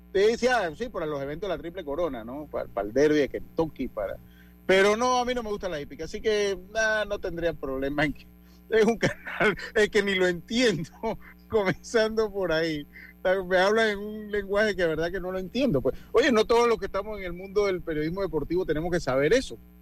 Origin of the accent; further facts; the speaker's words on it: Panama; lo estoy diciendo como panameño